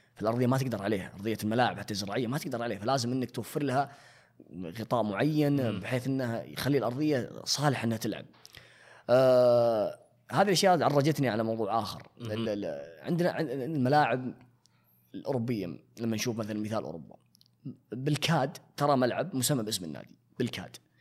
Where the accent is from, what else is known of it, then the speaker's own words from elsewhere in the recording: Saudi Arabia; عندنا في السعوديه